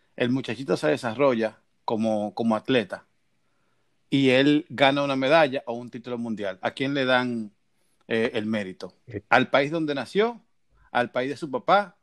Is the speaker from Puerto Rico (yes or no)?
no; Dominican Republic; now in Miami, United States; yo vivo en Miami y soy dominicano